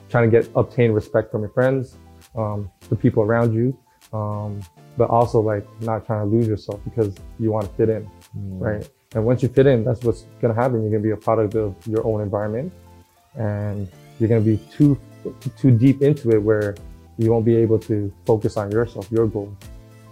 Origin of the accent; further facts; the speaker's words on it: Toronto, Ontario, Canada; also born or lived in Regent Park / Jane and Finch / Malvern, Scarborough; I was born and raised in Regent Park, and then we moved to like Jane and Finch, Shepherd area, and then Mornell in the Malvern